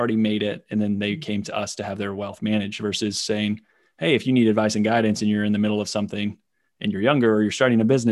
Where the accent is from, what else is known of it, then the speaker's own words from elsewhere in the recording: Indiana, United States; born and raised in Indiana, farming family